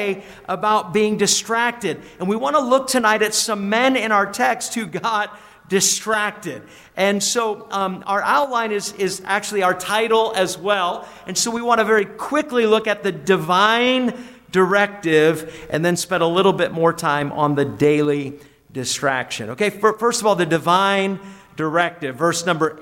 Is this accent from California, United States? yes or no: no; New Hampshire, United States; when I was in high school growing up in New Hampshire